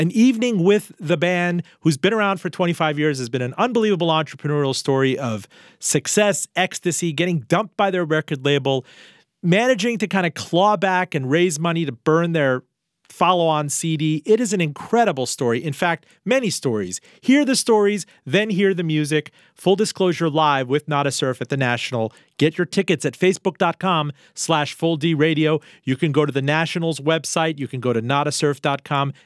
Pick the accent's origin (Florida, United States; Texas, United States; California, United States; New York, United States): Florida, United States; Miami; I was about six years old, and we grew up in Miami